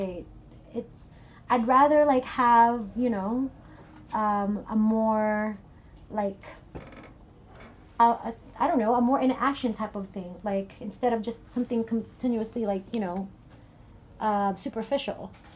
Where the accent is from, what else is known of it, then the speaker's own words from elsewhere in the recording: Philippines; also born or lived in Cerritos, California / Orange County, California; now in United States; I grew up in the Philippines